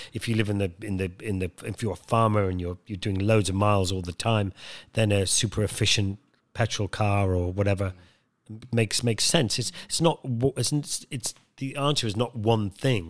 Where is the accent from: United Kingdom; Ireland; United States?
Ireland; Wicklow Mountains, Leinster; I grew up in Ireland, in the, up in the Wicklow Mountains, just behind Dublin